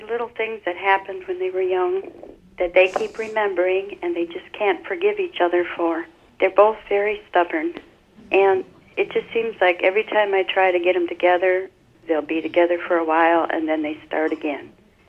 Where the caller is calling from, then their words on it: Roseville, Michigan, United States; Mother, I'm from Roseville, Michigan.